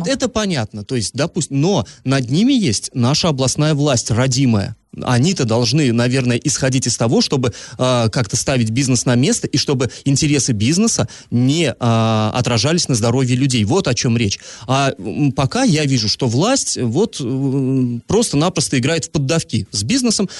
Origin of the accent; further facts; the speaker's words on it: Energetik, Orenburg Oblast, Russia; moved away; с моей малой родины вести приходят, в поселке Энергетик